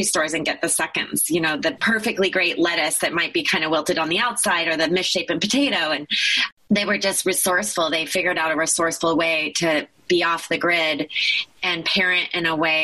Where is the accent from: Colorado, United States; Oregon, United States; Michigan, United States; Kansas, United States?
Oregon, United States; Eugene; also born or lived in Taos, New Mexico; the motivation to move to Eugene, Oregon